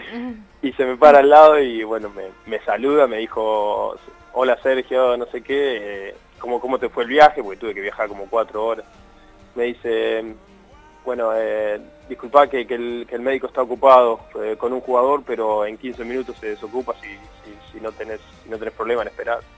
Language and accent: Spanish; Argentina; moved away as an adult; now in England; Desde que estaba en Argentina